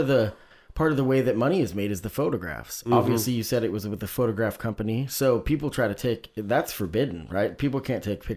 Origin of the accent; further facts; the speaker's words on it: Oregon, United States; growing up in Oregon, sometimes maybe we missed out.